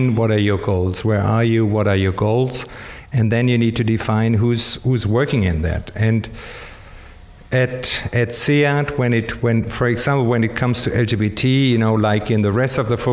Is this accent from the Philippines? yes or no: no; Germany; moved away; I'm from Germany, I'm just learning Spanish